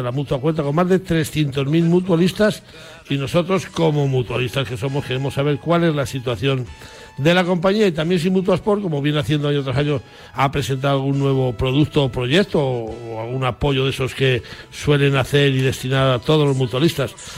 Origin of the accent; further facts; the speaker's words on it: Zamora, Castile and León, Spain; mi tierra de Zamora